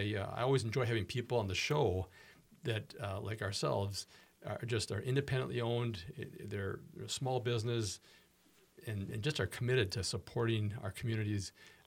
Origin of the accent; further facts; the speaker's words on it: Minneapolis, Minnesota, United States; In Minneapolis versus St. Paul, so mm-hmm. I was born and raised in Minneapolis.